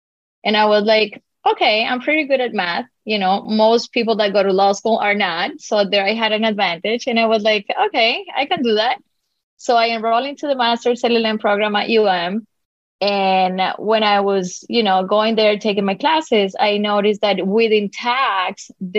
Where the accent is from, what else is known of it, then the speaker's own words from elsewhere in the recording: Colombia; first language Spanish; English is a second language; moved away as an adult; now in Miami, United States; Okay, so I was born and raised in Colombia. I moved to the U.S. about 22 years ago.